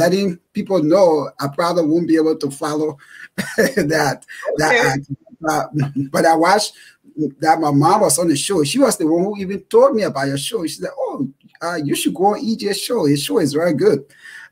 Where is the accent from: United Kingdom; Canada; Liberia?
Liberia; born and raised in Liberia